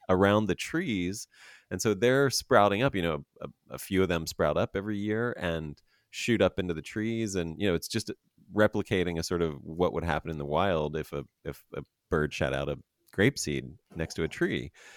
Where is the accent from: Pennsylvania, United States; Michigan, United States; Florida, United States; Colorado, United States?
Pennsylvania, United States; I grew up in Pennsylvania